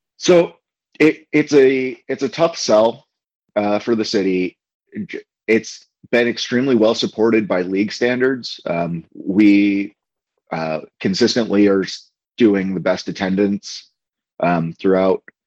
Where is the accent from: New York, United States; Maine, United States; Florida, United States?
Maine, United States; Portland; also born or lived in Canada; now in Omaha, United States; I was born and raised in Portland, Maine, which is in the northeastern part of uh, the United States.